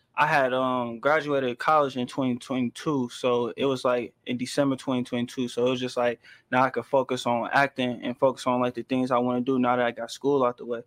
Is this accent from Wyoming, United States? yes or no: no; Chicago, Illinois, United States; I'm from um out south